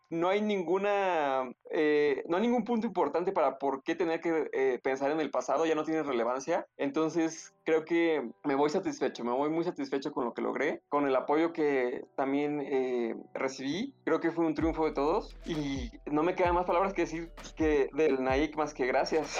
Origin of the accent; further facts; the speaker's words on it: Mexico; nosotros como mexicanos